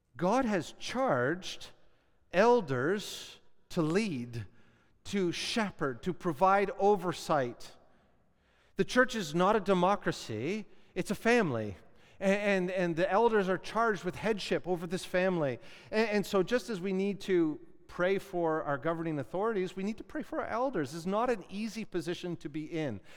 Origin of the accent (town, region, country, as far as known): Canada